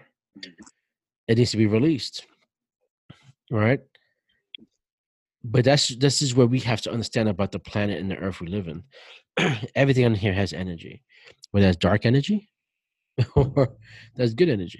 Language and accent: English; New York City, New York, United States; growing up the way I grew up in Brooklyn, in the projects, in the ghetto